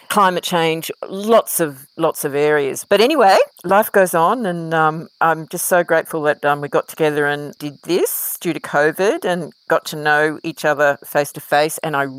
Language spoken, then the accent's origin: English; Queensland, Australia; moved away; I lost my home and I left my home state, though I will always be a Queenslander.